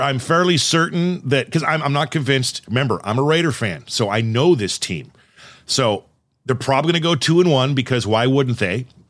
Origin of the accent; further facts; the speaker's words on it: Southern California, United States; moved away; I'm from Southern California